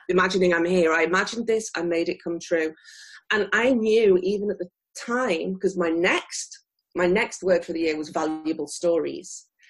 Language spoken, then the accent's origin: English; near Liverpool, North West England, United Kingdom; moved away as an adult; now in Tokyo, Japan; I'm originally from near Liverpool in the United Kingdom, and I came to Japan in 2001